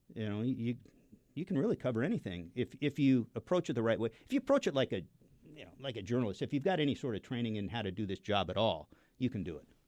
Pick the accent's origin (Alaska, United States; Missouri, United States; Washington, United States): Washington, United States; Seattle; I grew up in the Seattle area.